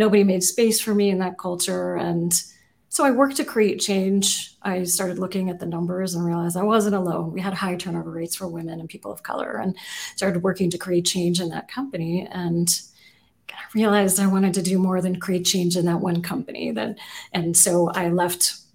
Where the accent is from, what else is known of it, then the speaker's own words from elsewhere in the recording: Seattle, Washington, United States; also born or lived in Geyserville, California; I grew up mostly in Seattle